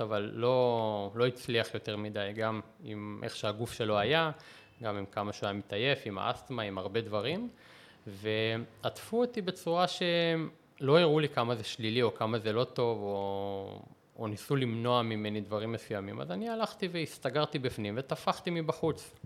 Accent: Israel; also born or lived in Russia (Soviet Union); אני עליתי בגיל שנה וחצי, אז אי אפשר לקרוא לזה שגדלתי ברוסיה

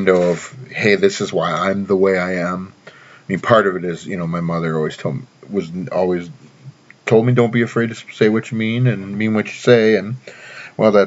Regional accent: Baxter, Tennessee, United States; my hometown of Baxter, Tennessee

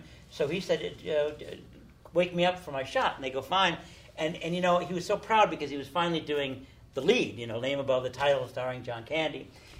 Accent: United States; Yes, I'm an American, and I love everyone.

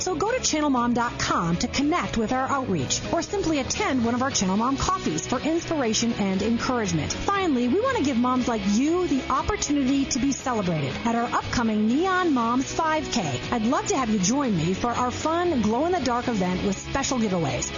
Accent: Minnesota, United States; moved away; also born or lived in Chicago, Illinois; I was born in Chicago, grew up in Minnesota

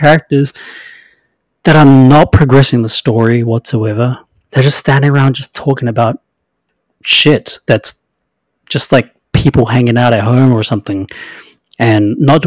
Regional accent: New Zealand; I'm from New Zealand

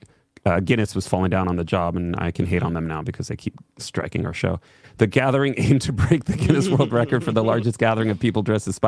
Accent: Petaluma, California, United States; we're from Petaluma

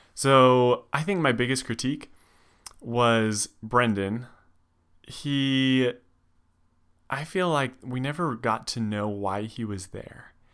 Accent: Reno, Nevada, United States; I grew up in Nevada, in Reno

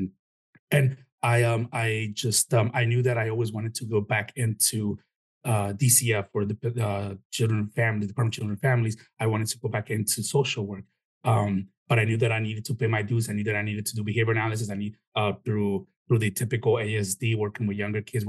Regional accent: Chicago, Illinois, United States; also born or lived in Mexico; now in Florida, United States; my parents are Mexican. I was born in Chicago

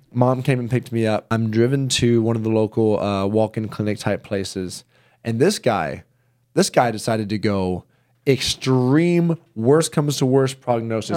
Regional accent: the South, United States; I grew up in the South

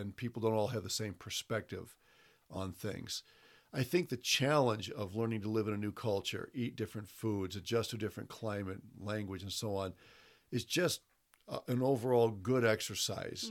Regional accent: Toledo, Ohio, United States; moved away as an adult; also born or lived in Brazil; I was born in Toledo, Ohio

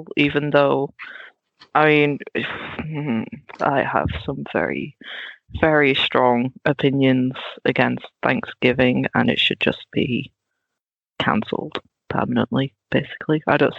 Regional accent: Netherlands; now in England; Like growing up in Holland, we didn't do Halloween at all whatsoever. We just saw it as like an American TV thing.

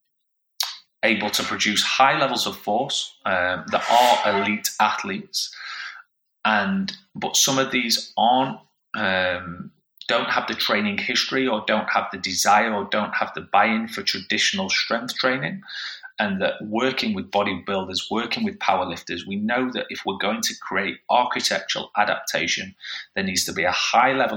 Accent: Yorkshire and the Humber, United Kingdom; as a Yorkshire man

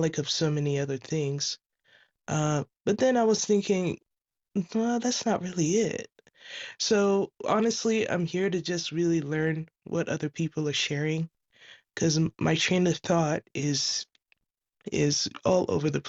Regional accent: Ghana; now in California, United States; I'm calling from California. I'm originally from Ghana

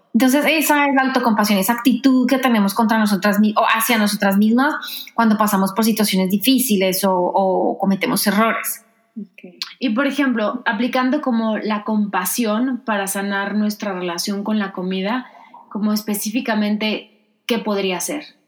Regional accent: Colombia; moved away as an adult; also born or lived in France / New York; now in Washington, United States; yo crecí, viví en Colombia toda mi vida y me fui a hacer una maestría a Francia en 2009

